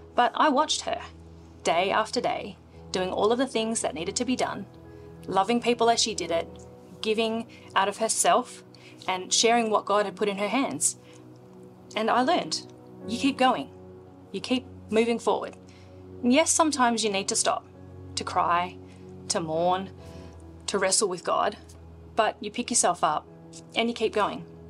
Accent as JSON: {"language": "English", "country": "Australia", "tie": "born or raised there", "also_born_or_lived": "India"}